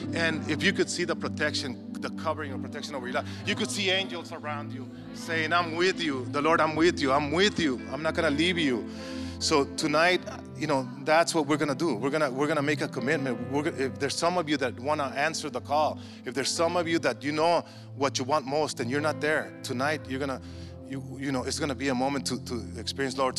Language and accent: English; Mexico